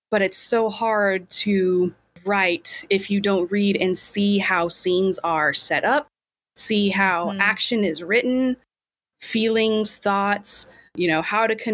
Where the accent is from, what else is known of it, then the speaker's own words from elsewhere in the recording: Kansas, United States; I'm from Kansas.